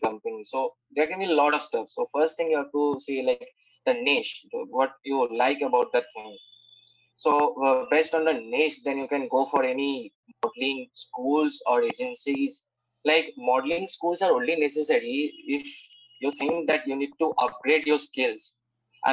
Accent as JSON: {"language": "English", "town": "Kolkata", "region": "West Bengal", "country": "India", "said": "I hail from Kolkata"}